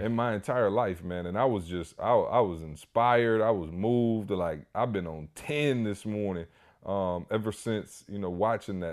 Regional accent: Lansing, Michigan, United States; I'm from Lansing, Michigan.

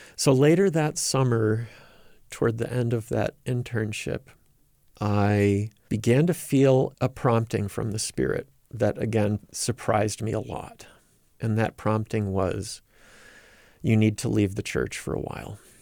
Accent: Rochester, New York, United States; moved away as an adult; also born or lived in Provo, Utah; now in Minneapolis, United States; I grew up in the Rochester, New York area, raised by two very devout Latter-day Saint parents.

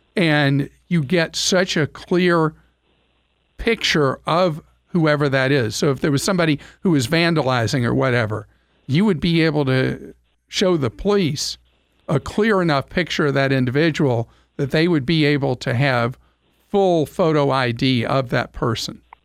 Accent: United States; we in America

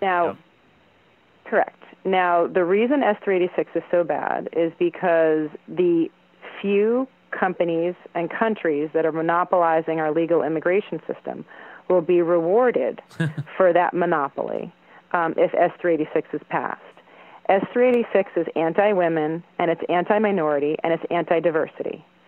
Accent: United States; I'm an American woman in STEM

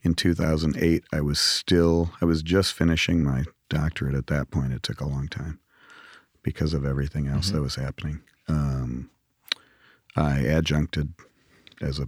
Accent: Grand Rapids, Michigan, United States; moved away; Grew up in Grand Rapids, Michigan

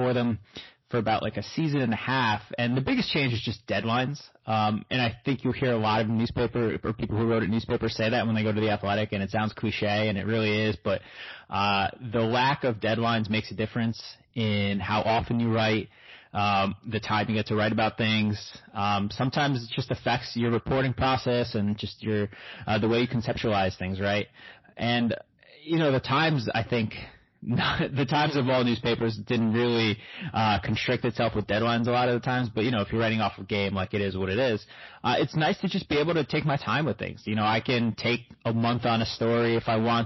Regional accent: United States; also born or lived in Brooklyn, New York / New Jersey; I grew up in Brooklyn and Jersey

